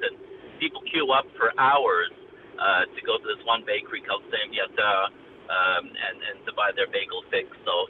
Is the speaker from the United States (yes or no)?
no; Montreal, Quebec, Canada; now in United Arab Emirates; my hometown, Montreal.